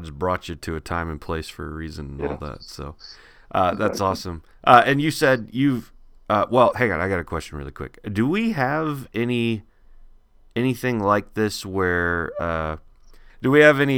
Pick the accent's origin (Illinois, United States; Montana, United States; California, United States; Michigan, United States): Michigan, United States; Three Oaks; I grew up in Three Oaks, and the closest place to get groceries was Michigan City, which for whatever reason is in Indiana